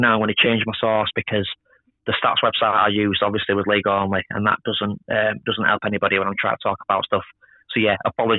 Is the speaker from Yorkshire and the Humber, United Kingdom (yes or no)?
yes; Yorkshire and the Humber, United Kingdom; I'm an Englishman. I'm a Yorkshireman